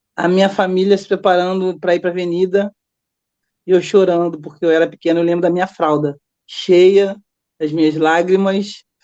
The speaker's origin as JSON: {"language": "Portuguese", "region": "Rio de Janeiro", "country": "Brazil", "tie": "born or raised there", "said": "eu vim morar em Vila Isabel, eu tô casada há 38 anos"}